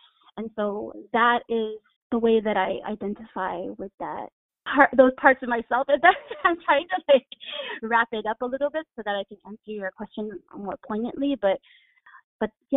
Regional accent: Honolulu, Hawaii, United States; also born or lived in Stockton, California / Bronx, New York; now in New York, United States; I was born and raised in Hawaii and moved to California and lived in California for some time

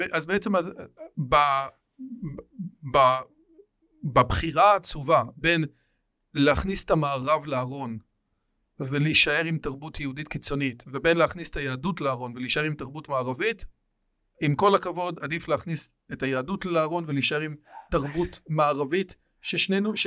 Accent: Israel; אני פה נולדתי

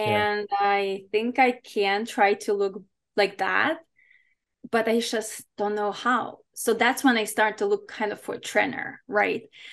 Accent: Ukraine; English is a second language; now in United States; growing up in Ukraine in a regular kind of family

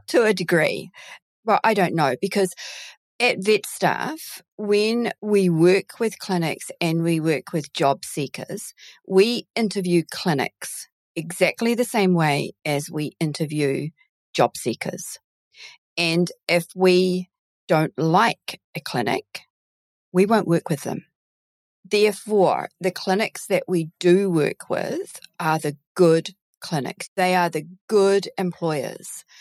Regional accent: New Zealand; accent: Kiwi; also born or lived in United Kingdom; my parents decided to immigrate to New Zealand when they did, so that I can now call and I sound Kiwi

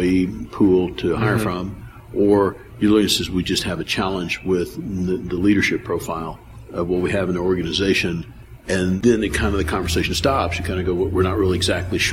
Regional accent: the South, United States; accent: southern; growing up in the South, speaking slow, accent

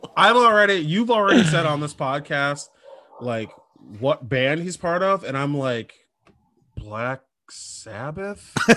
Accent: Minnesota, United States; I'm from Minnesota

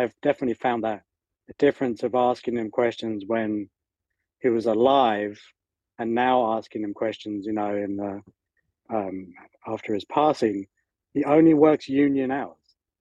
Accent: England, United Kingdom; moved away as an adult; also born or lived in Northern California; I was living over there with my mom, and being British

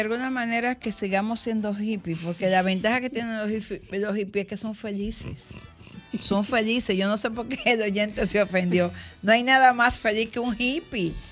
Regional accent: Higüey, La Altagracia, Dominican Republic; en Higüey, en Higüey donde yo nací, yo recuerdo muy pequeñita, cuatro o cinco años

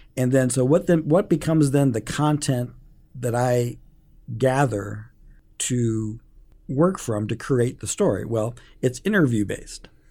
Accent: Omaha, Nebraska, United States; I grew up in North Omaha

